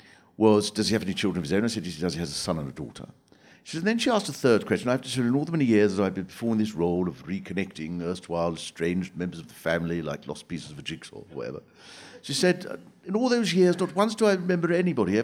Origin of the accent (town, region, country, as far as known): Swanley, South East England, United Kingdom; born or raised there